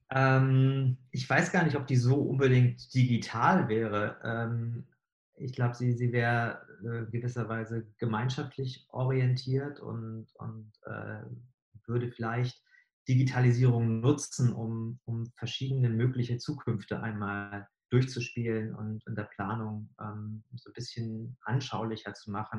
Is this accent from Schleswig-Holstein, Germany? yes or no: no; Bremerhaven, Bremen, Germany; now in Hamburg, Germany; Also ich bin selbst in Bremerhaven aufgewachsen